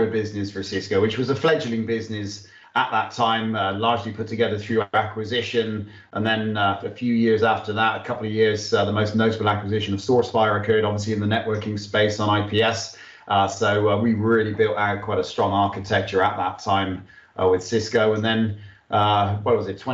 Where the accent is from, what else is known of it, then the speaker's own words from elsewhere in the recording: United Kingdom; moved away; also born or lived in Australia / Singapore; I'm actually British.